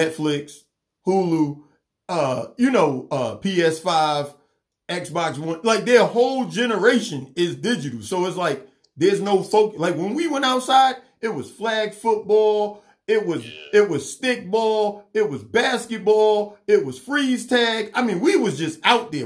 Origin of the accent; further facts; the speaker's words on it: New York City, New York, United States; I grew up in New York City, so we didn't have no yard or nothing.